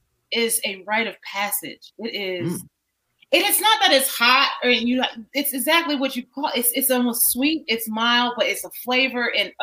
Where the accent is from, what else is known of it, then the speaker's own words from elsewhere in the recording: Chicago, Illinois, United States; moved away as an adult; also born or lived in New York; now in Colorado, United States; when I was a kid growing up in Chicago.